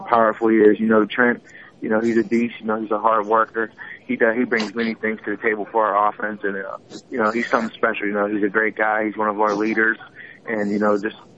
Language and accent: English; Pittsburgh, Pennsylvania, United States; I grew up in Pittsburgh